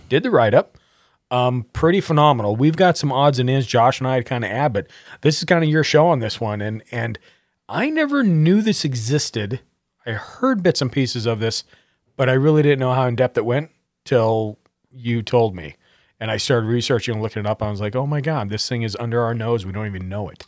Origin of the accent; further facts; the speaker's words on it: Montana, United States; I grew up in Montana